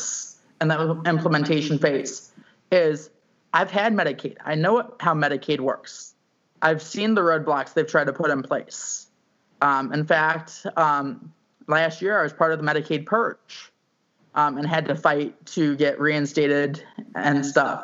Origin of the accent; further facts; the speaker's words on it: St. Louis, Missouri, United States; also born or lived in Elk Grove Village, Illinois / Kirkwood, Missouri; I was born in Illinois, in Elk Grove Village, moved to St. Louis at the age of 3 because my dad's work moved them to St. Louis